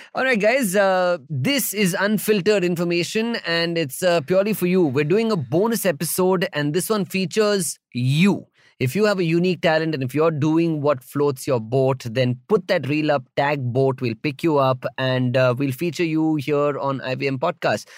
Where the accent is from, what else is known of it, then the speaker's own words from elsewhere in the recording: India; as an Indian